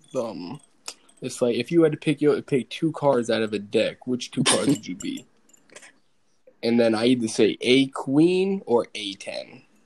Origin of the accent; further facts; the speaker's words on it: New York, United States; I'm from New York